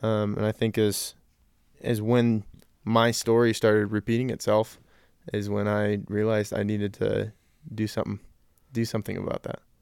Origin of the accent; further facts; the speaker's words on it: Colorado Springs, Colorado, United States; also born or lived in Central California; I was born and raised in Colorado Springs, and I've lived here for pretty much my whole life.